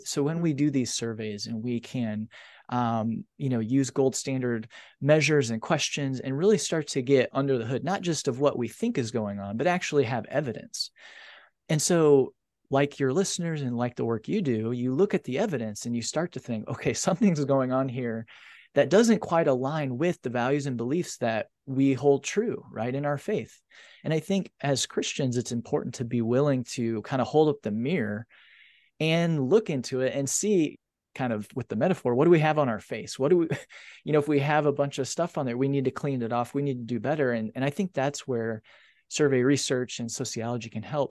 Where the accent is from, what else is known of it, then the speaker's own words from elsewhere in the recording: Indiana, United States; a small community in Indiana, a farming community, um, and being raised in the faith